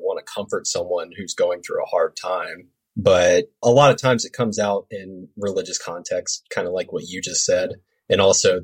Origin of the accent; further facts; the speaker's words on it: South Carolina, United States; growing up in South Carolina in the 90s